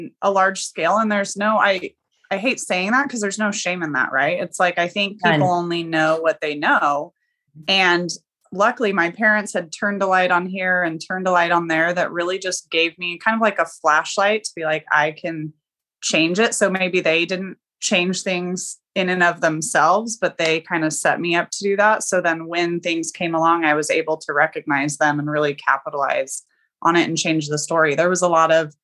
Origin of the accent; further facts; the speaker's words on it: Oregon, United States; I'm from Oregon.